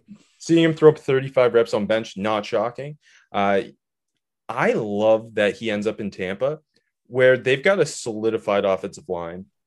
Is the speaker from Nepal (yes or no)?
no; Canada; I'm from Canada, but I used to go to Myrtle Beach